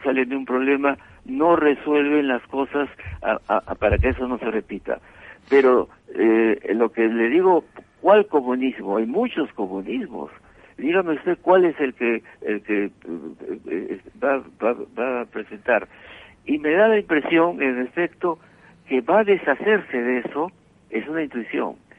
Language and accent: Spanish; Abancay, Apurímac, Peru; moved away; nací en Abancay, cerca del Cusco, y mis parientes eran de ese lado